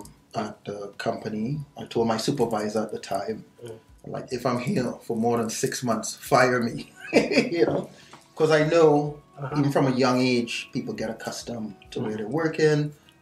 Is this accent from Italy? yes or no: no; Trinidad & Tobago; now in Canada; I was born in Trinidad and Tobago, single mom, you know, didn't have any money, grew up pretty poor, you know, my washroom was outside, I washed my clothes outside